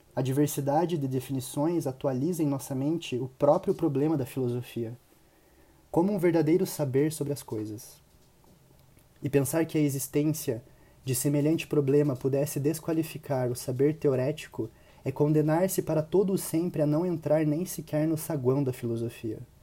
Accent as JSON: {"language": "Portuguese", "town": "Curitiba", "region": "Paraná", "country": "Brazil", "said": "sou de Curitiba, Paraná"}